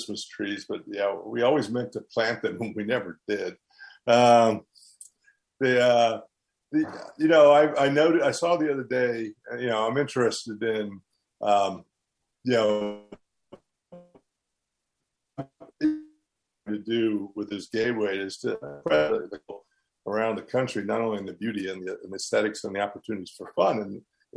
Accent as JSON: {"language": "English", "area": "Haywood County", "region": "Western North Carolina", "country": "United States", "tie": "born or raised there", "said": "I was in Haywood County"}